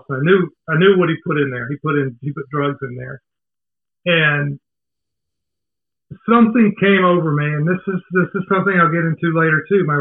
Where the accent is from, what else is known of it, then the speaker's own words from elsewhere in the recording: Decatur, Georgia, United States; also born or lived in Savannah, Georgia; I live in Atlanta. I grew up outside of Atlanta, a little small town called Decatur. Uh, spent pretty much my whole life there.